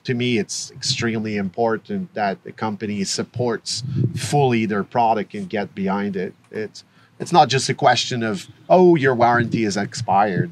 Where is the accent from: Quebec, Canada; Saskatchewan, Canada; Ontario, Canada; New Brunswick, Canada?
Quebec, Canada; we're from Quebec